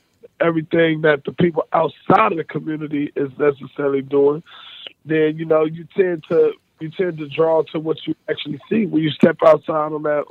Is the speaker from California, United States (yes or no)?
yes; San Francisco, California, United States; Like, for instance, in San Francisco, we have projects in San Francisco. I'm from San Diego Projects. Regardless, it's looked at as a negative area, and bad things go on over there. It's still my neighborhood.